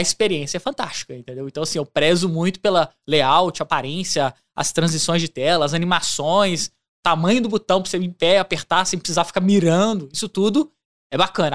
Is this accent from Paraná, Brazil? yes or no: no; Belo Horizonte, Minas Gerais, Brazil; moved away as an adult; now in Ouro Preto, Brazil; Eu sou de Belo Horizonte, nascido e criado em BH